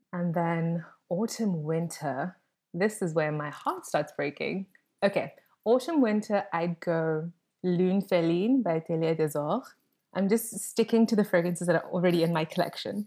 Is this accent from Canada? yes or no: no; South Africa; as a South African, we have this motto called Ubuntu